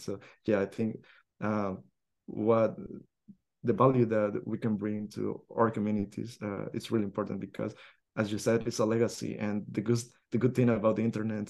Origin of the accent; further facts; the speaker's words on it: El Salvador; we as Salvadorians or Latin American Spanish speaker